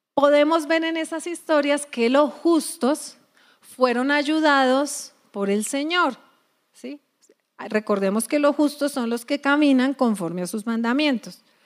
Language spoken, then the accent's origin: Spanish; Colombia; nosotros somos colombianos, a ver, colombianos a mucho orgullo